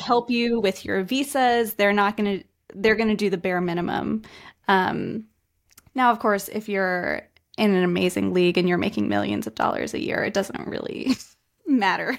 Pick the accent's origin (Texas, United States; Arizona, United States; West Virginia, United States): West Virginia, United States; moved away as an adult; also born or lived in Australia / Denmark; now in Spain; I'm from the U S. I'm from West Virginia, which is a very small rural area of the country, but I'm currently living in Spain right now.